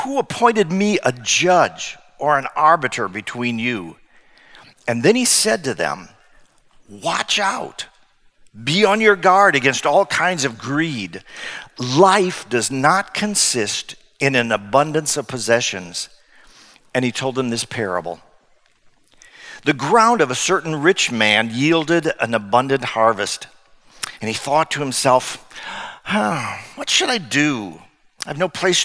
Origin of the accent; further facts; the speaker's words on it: Hammond, Indiana, United States; also born or lived in Northeast Iowa; now in Iowa, United States; my hometown in Hammond, Indiana, sort of sandwiched between Chicago and Gary